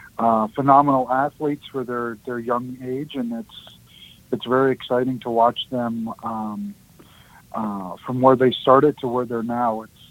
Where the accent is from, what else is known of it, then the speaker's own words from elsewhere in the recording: Ely, Minnesota, United States; Yeah, so I'm originally from Ely, Minnesota. Being born and raised up there, I did a lot of fishing on Lake of the Woods and in the Boundary Waters.